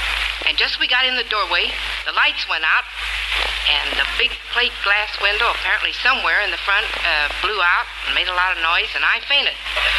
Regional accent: Indianapolis, Indiana, United States; moved away; My hometown is Indianapolis, Indiana.

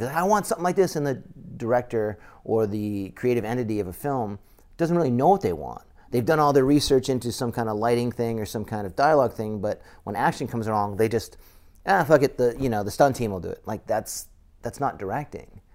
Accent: Massachusetts, United States; I grew up in Massachusetts

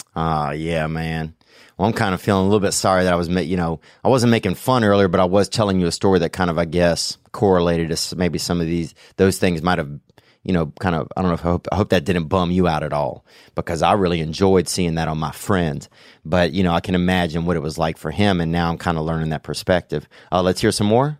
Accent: the South, United States; accent: Southern; moved away as an adult; now in Los Angeles, United States; growing up in the South, dude, you, there's a lot more racial shit you grew up around

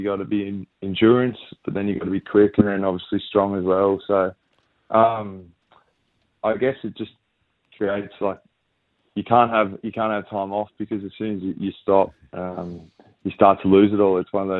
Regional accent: New South Wales, Australia; growing up in New South Wales, not really understanding how big AFL footy was in Victoria and those AFL states.

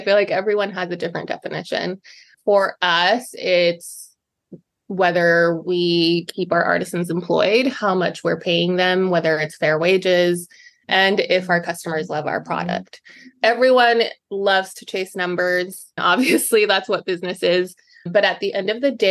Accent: Utah, United States; moved away as an adult; also born or lived in Mexico; now in Boston, United States; I grew up in Utah for the most part

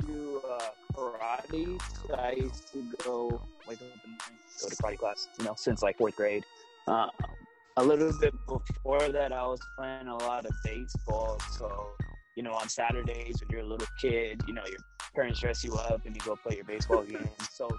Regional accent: South San Francisco, California, United States; I'm from South San Francisco, so from the West Coast, you know, in California

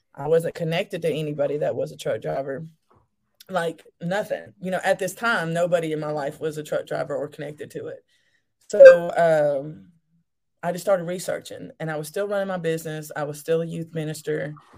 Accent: Alabama, United States; I'm actually from Alabama. Um, that's where I'm still at.

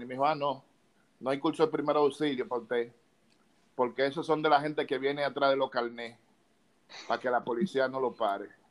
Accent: Santo Domingo, Distrito Nacional, Dominican Republic; also born or lived in Villa Juana, Santo Domingo; Yo nací en Villa Consuelo.

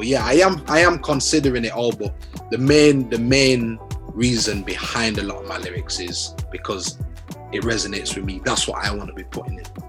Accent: Leeds, Yorkshire and the Humber, United Kingdom; growing up in Leeds, bro, like, I had a good childhood, man.

